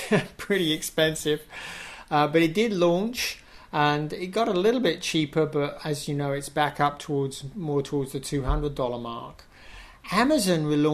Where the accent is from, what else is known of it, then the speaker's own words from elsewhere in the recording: England, United Kingdom; I'm English.